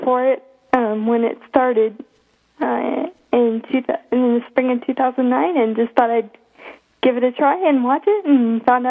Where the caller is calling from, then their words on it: Pella, Iowa, United States; I'm calling in from Pella, Iowa.